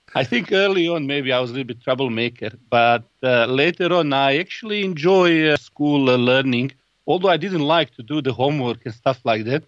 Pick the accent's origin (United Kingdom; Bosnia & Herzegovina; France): Bosnia & Herzegovina; Sarajevo; I was born in Bosnia Sarajevo